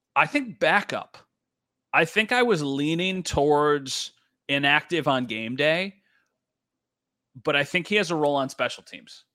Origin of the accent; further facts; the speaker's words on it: Western New York, United States; I am born and raised in Western New York